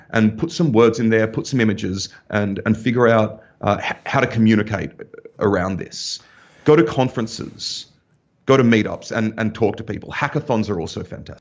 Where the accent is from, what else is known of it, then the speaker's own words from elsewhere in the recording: Australia; moved away as an adult; also born or lived in Germany; I'm from Australia